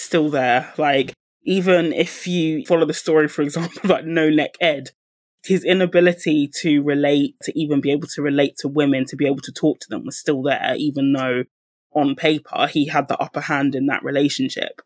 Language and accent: English; United Kingdom; speaking from my own background, being a British Nigerian